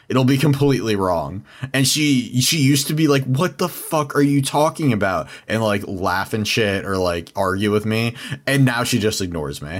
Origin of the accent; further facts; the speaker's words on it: San Diego, California, United States; I'm from San Diego